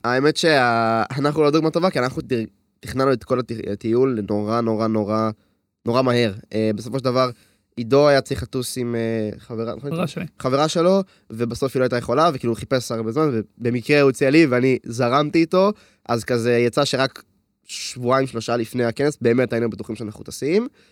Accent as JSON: {"language": "Hebrew", "town": "Hod HaSharon", "region": "Central District", "country": "Israel", "said": "אני בן 20, אני מהוד השרון"}